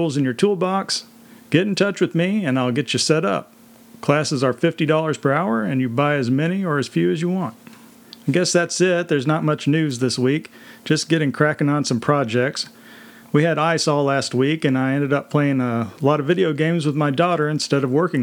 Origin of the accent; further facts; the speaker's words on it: Texas, United States; I'm from Texas